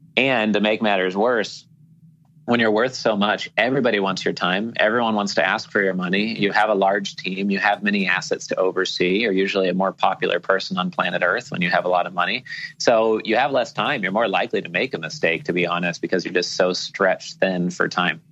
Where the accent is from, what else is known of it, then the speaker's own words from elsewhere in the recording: Portland, Oregon, United States; moved away as an adult; now in Key Biscayne, United States; all my friends and family growing up in Portland, Oregon